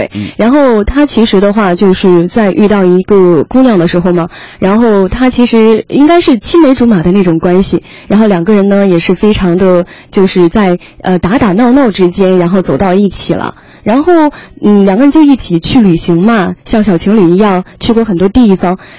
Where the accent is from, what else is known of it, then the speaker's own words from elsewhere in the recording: Hefei, Anhui, China; 肥，对我的老家，